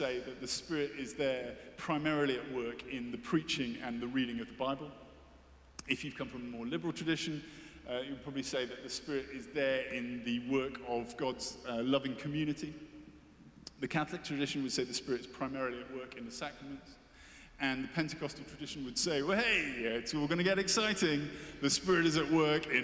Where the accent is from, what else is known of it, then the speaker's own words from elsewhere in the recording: United Kingdom; I'm British, as you can tell.